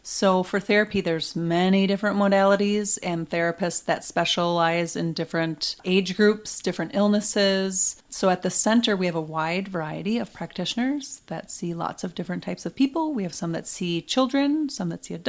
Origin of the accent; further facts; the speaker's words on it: Wausau, Wisconsin, United States; I'm originally from Wausau